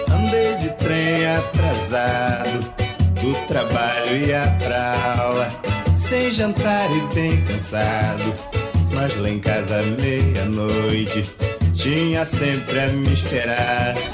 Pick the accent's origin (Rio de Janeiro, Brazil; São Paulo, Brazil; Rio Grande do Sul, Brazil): Rio de Janeiro, Brazil; Duas Barras; mas eu nasci no carnaval de 38 em Duas Barras, estado do Rio. Fui criado na Serra dos Pretos Fogos, um morro meio amineirado